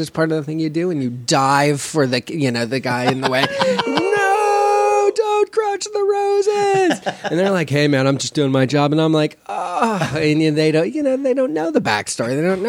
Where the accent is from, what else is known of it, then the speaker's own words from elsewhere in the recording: Los Angeles, California, United States; From Los Angeles, California.